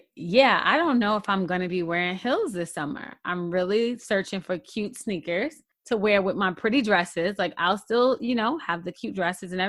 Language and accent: English; New York City, New York, United States; as a New Yorker